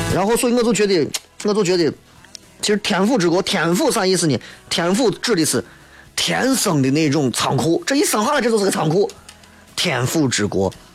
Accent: Shaanxi, China; 所以我觉得，其实作为陕西人应该要有反思，一定要有反思。

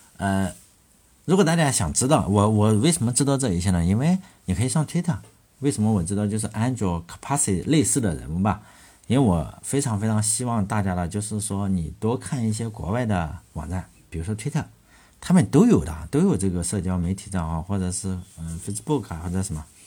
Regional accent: China; 我们中国人

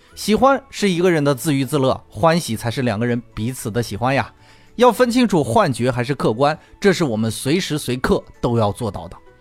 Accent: China; 我们中国人

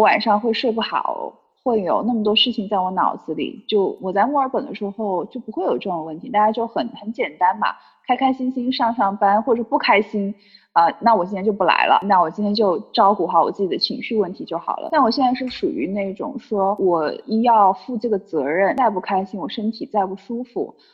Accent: Sichuan, China; also born or lived in Shenzhen; now in Chengdu, China; 我现在其实回到成都，虽然我不是成都人，但我是四川的

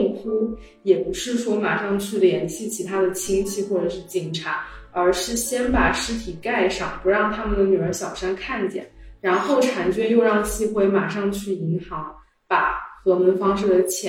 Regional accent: China; 作为这种就是我们这样土生土长的中国人，然后还有或者就是华人

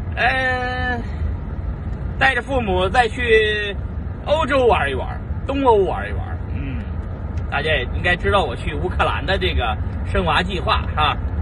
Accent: China; moved away as an adult; now in United States; 作为中国人啊，潜伏在美国

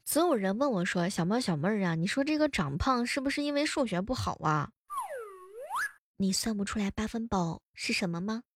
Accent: Xuzhou, Jiangsu, China; 代表我们徐州

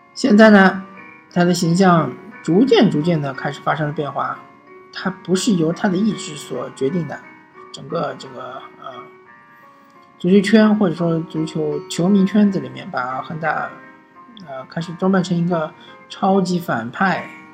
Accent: China; 和我们中国人素质确实不能比的

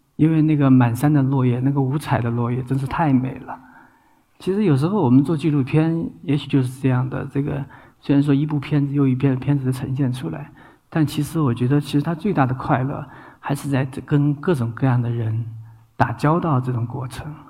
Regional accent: China; 我们大陆人

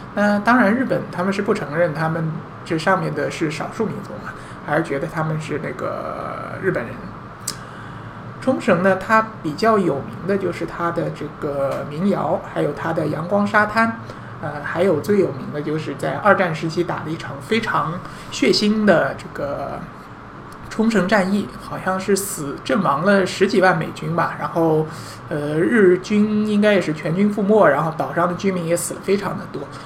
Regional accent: China; 我们中国人

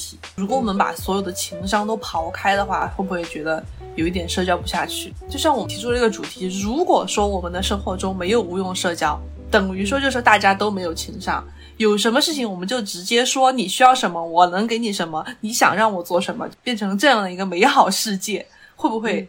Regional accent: China; moved away as an adult; also born or lived in France; 全班就只有我一个来自中国的。

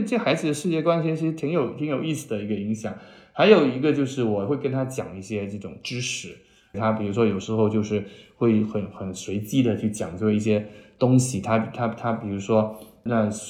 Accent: Chaozhou, Guangdong, China; now in Shanghai, China; 他不是去了潮州嘛？我的老家，特别是我妈妈家，她信佛，

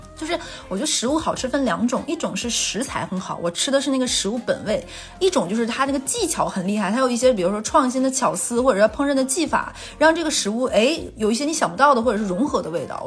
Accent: northern China, China; moved away; 对我一个北方人来说

